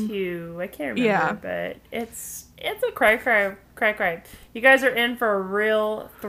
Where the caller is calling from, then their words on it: Rhode Island, United States; because I'm actually recording from Rhode Island. What's up? What's up, Rhode Island?